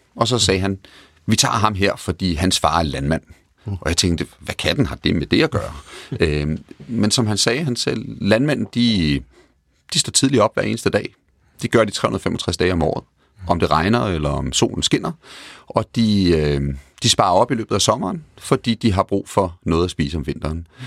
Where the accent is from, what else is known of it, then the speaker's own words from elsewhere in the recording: Denmark; moved away as an adult; also born or lived in England; Både Tina og jeg er danskere og voksede op i Danmark